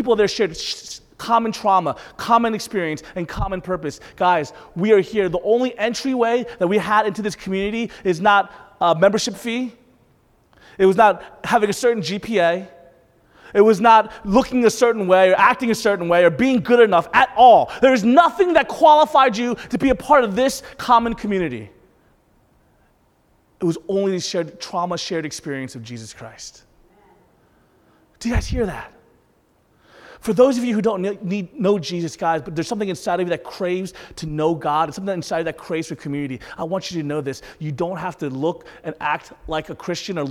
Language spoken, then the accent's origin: English; the South, United States; Growing up in the South, being a minority in the South